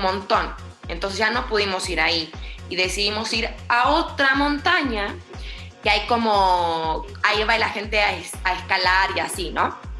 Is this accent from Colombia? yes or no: no; Buenos Aires, Argentina; moved away as an adult; now in Mexico City, Mexico; Yo soy de Buenos Aires y vivo en México hace cuatro años